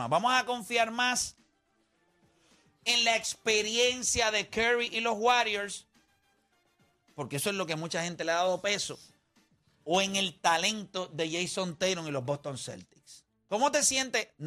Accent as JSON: {"language": "Spanish", "country": "Dominican Republic", "said": "como dominicanos tenemos a Peralta también."}